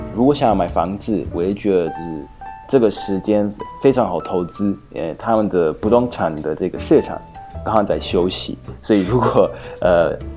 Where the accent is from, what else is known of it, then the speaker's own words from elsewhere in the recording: Slovakia; first language Hungarian; Chinese is a second language; 我虽然，呃，本身是素尔法克人，可是匈牙利话，是我的母语，因为就小时候去匈牙利